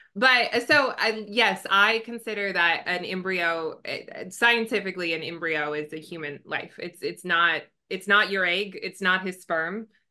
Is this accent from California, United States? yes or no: yes; Southern California, United States; born and raised in Southern California